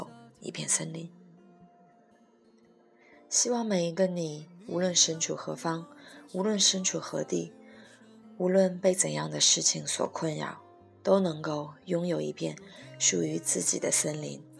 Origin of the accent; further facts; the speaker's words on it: Vancouver, British Columbia, Canada; 这一期的古物最长的章节便给了我的故乡温哥华